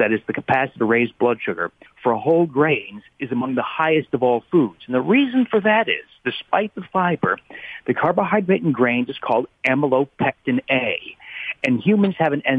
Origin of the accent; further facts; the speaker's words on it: New Jersey, United States; I grew up in New Jersey